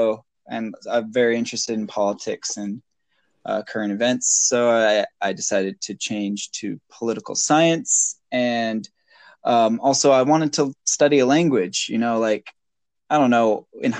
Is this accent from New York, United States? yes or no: no; Maine, United States; now in Japan; I'm also, as you said, I'm from the US of A, and I'm from Maine.